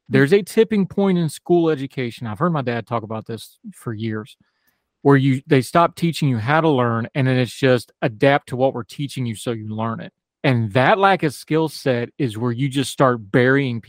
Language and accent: English; West Virginia, United States; my home state, who I love so much